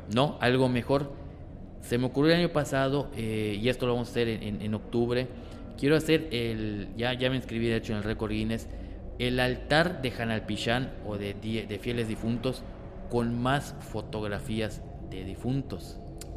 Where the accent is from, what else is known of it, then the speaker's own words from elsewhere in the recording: Mexico; como buenos mexicanos que somos